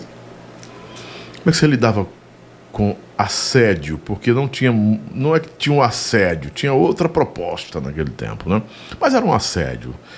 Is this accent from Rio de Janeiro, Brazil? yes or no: no; Floriano, Piauí, Brazil; Sou piauiense, sim. Piauiense de Floriano. Nasci em Floriano, Piauí